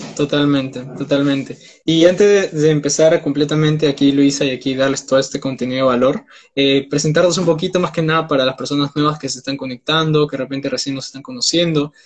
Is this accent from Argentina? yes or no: no; Peru; tengo 19 años, soy de Perú